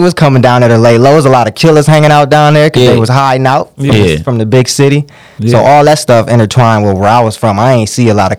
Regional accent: Ypsilanti, Michigan, United States; I'm actually from Ipsy.

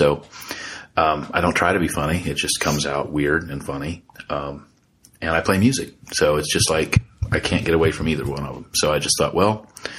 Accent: Ohio, United States; also born or lived in Warsaw, Indiana; And then I moved over to Ohio and grew up there.

